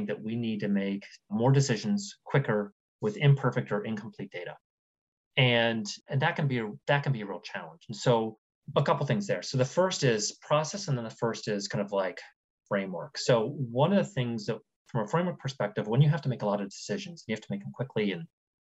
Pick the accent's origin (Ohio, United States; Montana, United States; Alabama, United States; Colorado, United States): Ohio, United States; Columbus; moved away; also born or lived in New York; I moved back to Columbus, Ohio, which is where my mom lives and which is where I grew up from